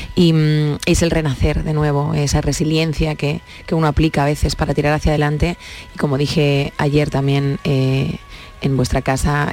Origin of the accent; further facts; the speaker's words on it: Catalonia, Spain; Soy catalana de nacimiento, pero es que toda mi familia entera es andaluza.